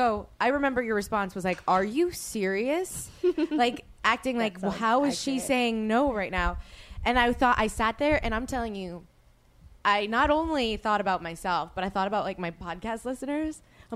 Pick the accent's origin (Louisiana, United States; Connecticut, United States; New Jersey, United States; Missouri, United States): Louisiana, United States; New Orleans; now in Los Angeles, United States; I asked my friend Sheena Menina this back, who I grew up with in New Orleans